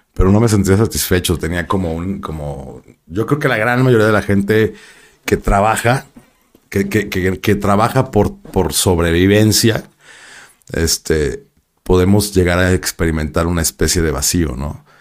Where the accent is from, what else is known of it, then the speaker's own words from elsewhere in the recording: Guadalajara, Jalisco, Mexico; also born or lived in Mexico City; yo nací en la Ciudad de México, pero de bebé me llevaron a Guadalajara, me quedaron en Guadalajara